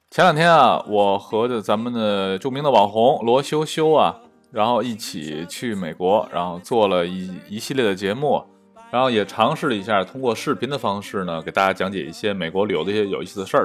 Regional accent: Tianjin, China; 我们天津人讲话儿

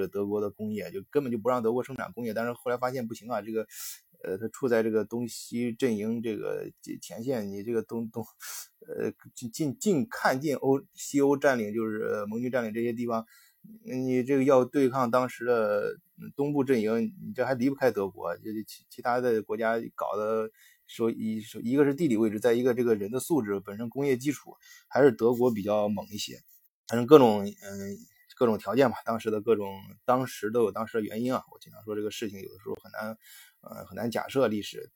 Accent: China; 我们中国人

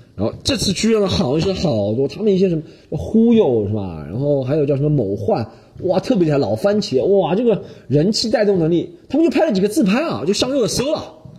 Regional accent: China; 中国学生，咱们中国读复旦大学

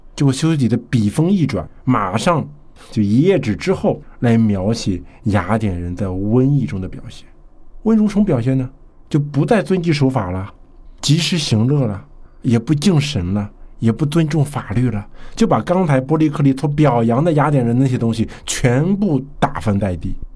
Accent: China; 并且是和我们中国人时空上距离非常遥远的一个地方所发生的一场战争啊

